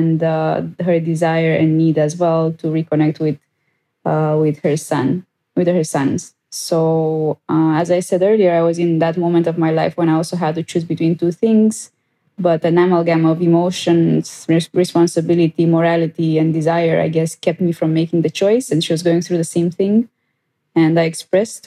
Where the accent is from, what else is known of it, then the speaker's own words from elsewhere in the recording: Romania; first language Romanian; English is a second language; I speak Romanian as well. It's my home country and my home language.